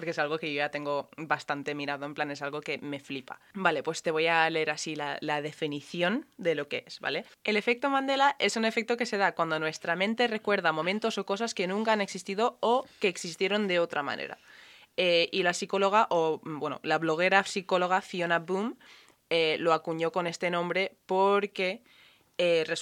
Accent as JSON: {"language": "Spanish", "country": "Ireland", "said": "yo soy irlandesa y he ido a un colegio muy católico"}